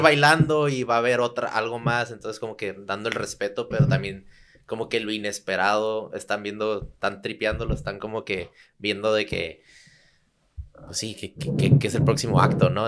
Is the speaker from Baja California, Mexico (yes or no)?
yes; Tijuana, Baja California, Mexico; also born or lived in San Diego / Santa Cruz; crecí en Tijuana, nací en San Diego